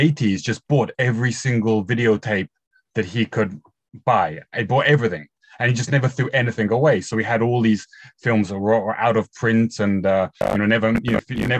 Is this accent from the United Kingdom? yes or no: yes; England, United Kingdom; moved away as an adult; now in Japan; I'm English